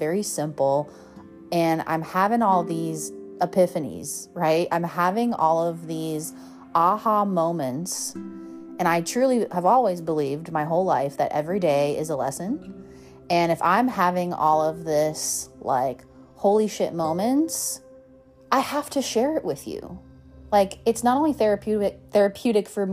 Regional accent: Colorado, United States; moved away as an adult; now in Southern California, United States; moving from growing up in Colorado to moving to Southern California

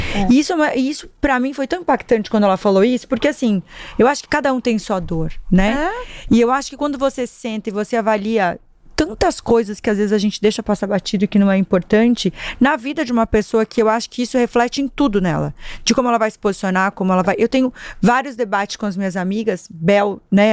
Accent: Marechal Cândido Rondon, Paraná, Brazil; moved away; eu sou interiorana, eu saí de uma cidade de 60 mil pessoas, que aliás sou apaixonadíssima, Qual é, é? Marechal, chama Marechal Cândido Rondon

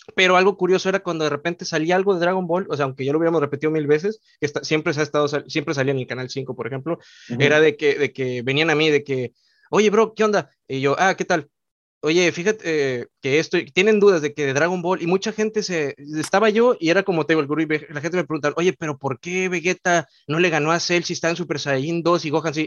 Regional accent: Mexico; yo también soy originario de México

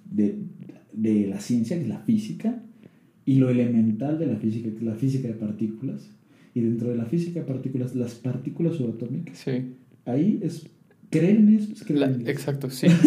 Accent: Tabasco, Mexico; born there; now in Tlaxcala, Mexico; Nací en Tabasco, vivo en Tlaxcala desde hace nueve años. Me ha acogido Tlaxcala.

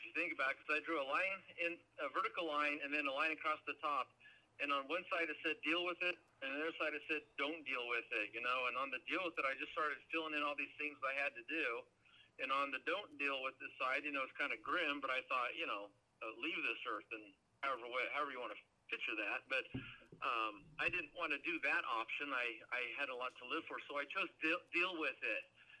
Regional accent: Oregon, United States; And but as a kid growing up in Oregon, it rained 9 months out of the year.

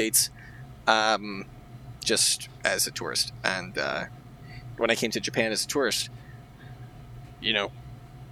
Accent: Canada; first language English; I'm from Canada

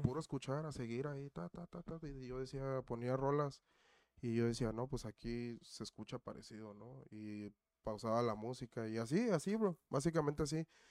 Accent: Cuernavaca, Morelos, Mexico; now in Melrose Park, United States; De Cuernavaca, de Morelos.

